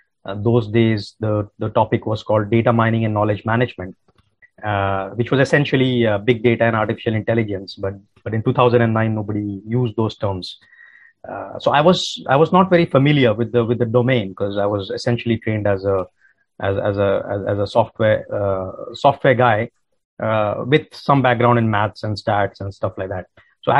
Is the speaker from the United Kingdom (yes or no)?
no; India; English is a second language; So I grew up in India. That's where I come from. And we moved around a lot because my father was working in the Indian Air Force.